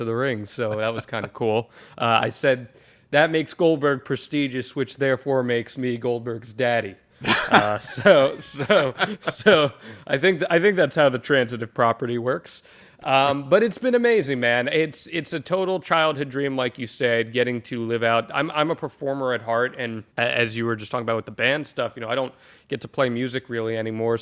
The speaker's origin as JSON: {"language": "English", "country": "United States", "moved": "yes", "lives_now": "Florida, United States", "said": "I'm originally from the Jersey, New York City area"}